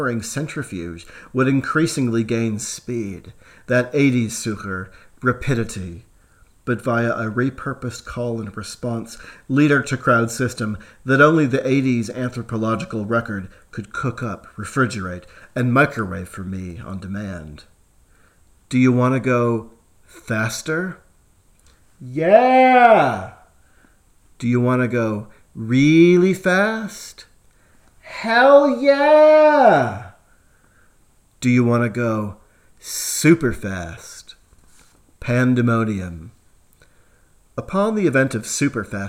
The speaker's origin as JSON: {"language": "English", "country": "United States", "tie": "born or raised there", "moved": "as an adult", "lives_now": "Australia", "said": "As an American teen in the later 1980s"}